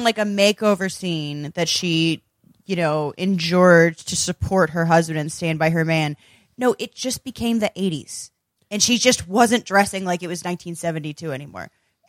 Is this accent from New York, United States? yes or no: no; Arkansas, United States; Well, I'm from Arkansas.